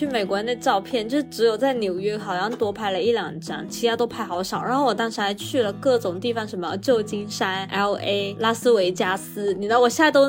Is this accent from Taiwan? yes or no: no; China; 一听到我们是从中国来的就很兴奋